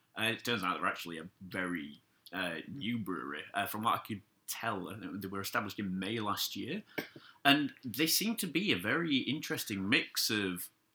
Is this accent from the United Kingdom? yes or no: yes; Yorkshire and the Humber, United Kingdom; I'm a Yorkshireman.